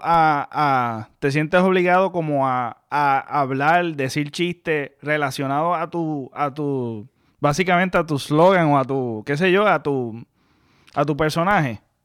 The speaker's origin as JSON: {"language": "Spanish", "town": "Mayagüez", "country": "Puerto Rico", "tie": "born or raised there", "said": "yo nací en el pueblo de Mayagüez, yo soy de Mayagüez, yo nací en el pueblo de Mayagüez, pero tú sabes, me crié mayormente en una urbanización"}